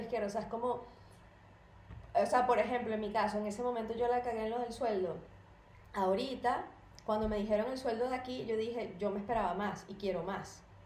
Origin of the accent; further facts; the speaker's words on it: Venezuela; como venezolano